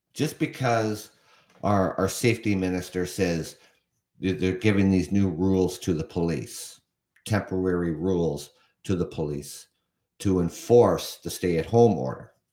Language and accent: English; Canada; also born or lived in London, Ontario; I'm from Canada. I reside in Ontario, Canada